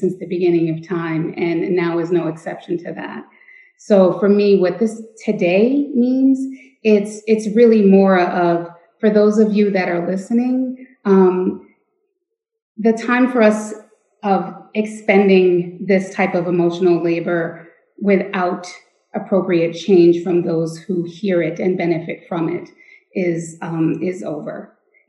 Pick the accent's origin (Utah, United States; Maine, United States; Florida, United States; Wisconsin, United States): Maine, United States; Lewiston; I was born and raised in Lewiston, Maine, where I still reside today.